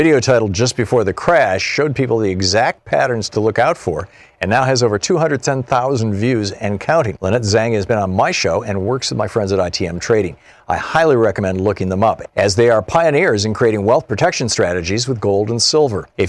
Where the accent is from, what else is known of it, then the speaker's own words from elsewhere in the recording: United States; Julio, I am not a Venezuelan. I'm an American